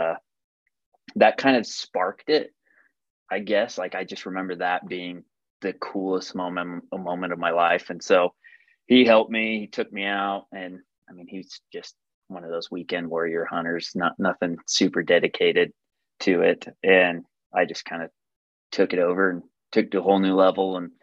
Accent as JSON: {"language": "English", "town": "St. George", "region": "Utah", "country": "United States", "tie": "born or raised there", "said": "born and raised in St. George, Utah"}